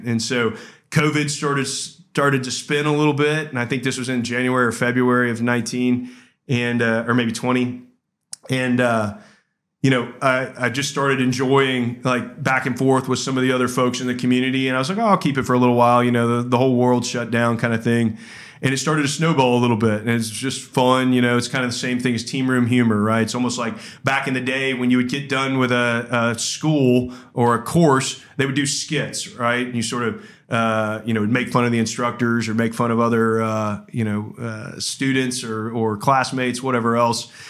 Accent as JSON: {"language": "English", "region": "Georgia", "country": "United States", "tie": "born or raised there", "said": "I grew up in Georgia"}